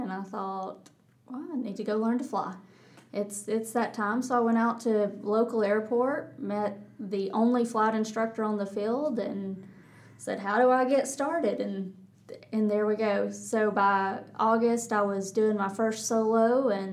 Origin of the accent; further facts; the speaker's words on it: North Georgia, United States; accent: Texas; moved away as an adult; also born or lived in Auburn, Alabama; I grew up in North Georgia